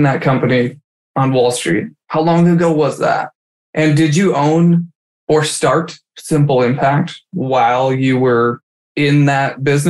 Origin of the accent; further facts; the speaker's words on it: Michigan, United States; I'm from Michigan.